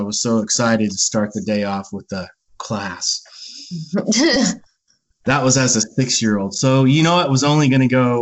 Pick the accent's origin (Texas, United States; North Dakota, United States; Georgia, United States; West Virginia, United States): Texas, United States; Bandera; I was a little kid, and I grew up in Bandera, Texas